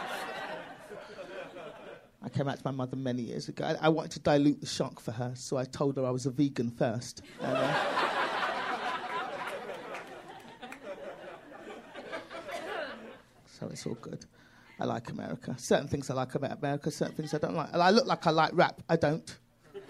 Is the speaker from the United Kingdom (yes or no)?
yes; London, United Kingdom; accent: British; moved away as an adult; now in United States; I'm from London.